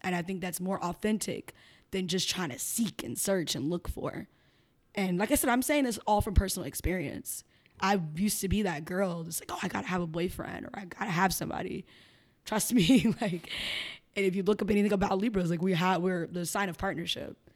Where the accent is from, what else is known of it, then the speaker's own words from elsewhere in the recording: Chicago, Illinois, United States; moved away as an adult; also born or lived in Miami; now in Philadelphia, United States; I'm from Chicago. I was born and raised in Chicago